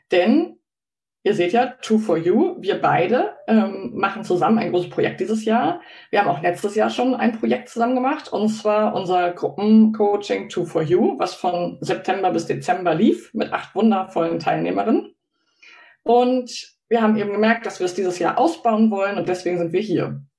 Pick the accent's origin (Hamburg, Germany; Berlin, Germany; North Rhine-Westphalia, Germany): Hamburg, Germany; ich komme aus Hamburg und ich wohne im Wald. Ja, das stimmt.